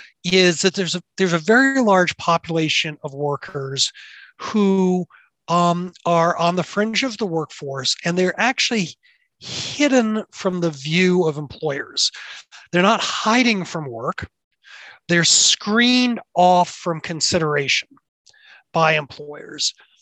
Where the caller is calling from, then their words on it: Boston, Massachusetts, United States; Well, I'm calling from my very messy office at the Harvard Business School